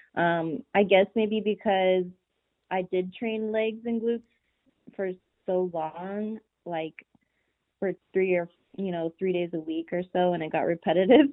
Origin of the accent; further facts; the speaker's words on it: Pueblo, Colorado, United States; now in McAllen, United States; I am actually originally from Pueblo, Colorado.